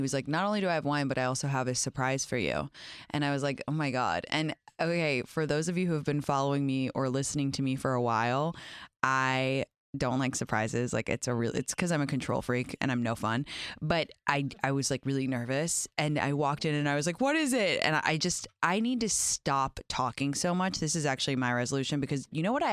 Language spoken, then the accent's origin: English; England, United Kingdom; now in United States; I grew up in England